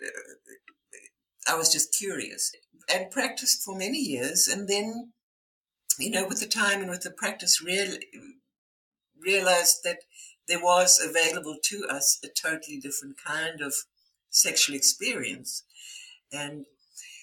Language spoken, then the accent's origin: English; South Africa; my background is I was born in South Africa.